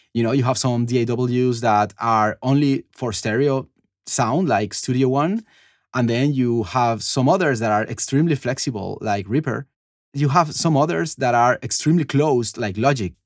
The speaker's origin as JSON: {"language": "English", "town": "Cali", "region": "Valle del Cauca", "country": "Colombia", "tie": "born or raised there", "moved": "yes", "said": "I'm from Cali. It's like the third city of Colombia"}